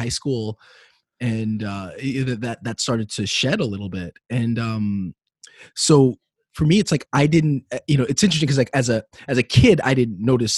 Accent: New York City, New York, United States; also born or lived in Manhattan; I grew up in Brooklyn until I was in middle school. Then I moved to Manhattan

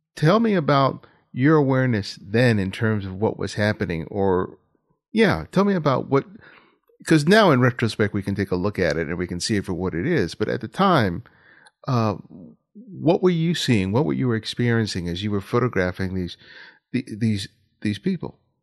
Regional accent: Los Angeles, California, United States; I grew up here in South Los Angeles

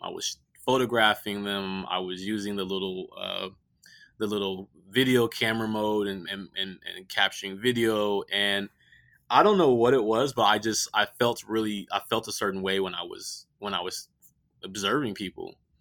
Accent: Richmond, California, United States; I grew up in Richmond, California

